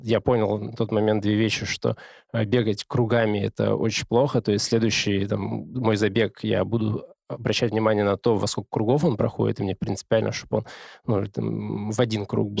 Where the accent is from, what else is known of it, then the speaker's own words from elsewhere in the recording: Omsk, Omsk Oblast, Russia; moved away as an adult; now in Moscow, Russia; У нас хорошая хоккейная команда в Омске